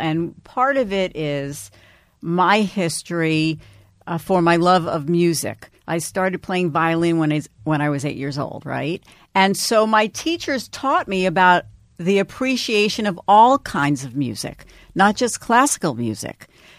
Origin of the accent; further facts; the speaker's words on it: New York City, New York, United States; And also, I grew up in New York City, and no one had been speaking to the young people, the urban young people of the city.